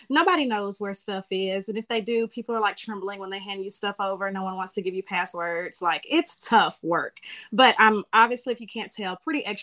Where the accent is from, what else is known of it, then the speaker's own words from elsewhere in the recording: Germany; born there; and he actually got out a little bit after I was born, but I was born in Germany.